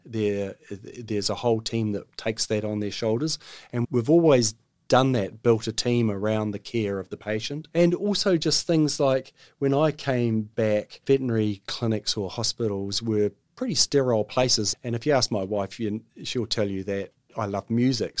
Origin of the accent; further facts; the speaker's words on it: Auckland, New Zealand; I'm an Aucklander, born and bred. I grew up in Block Ass Bay.